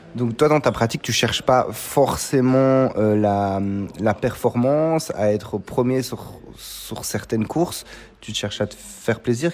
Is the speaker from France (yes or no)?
no; Belgium; mon pays, la Belgique